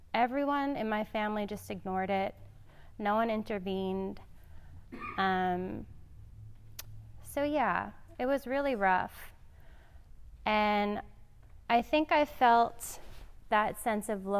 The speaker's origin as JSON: {"language": "English", "town": "New York City", "region": "New York", "country": "United States", "tie": "born or raised there", "said": "I grew up in Staten Island"}